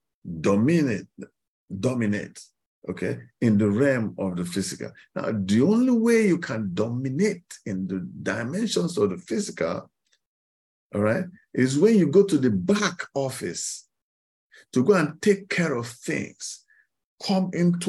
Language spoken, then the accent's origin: English; Kaduna, Kaduna State, Nigeria; moved away; I grew up in Kaduna, in the northern part of Nigeria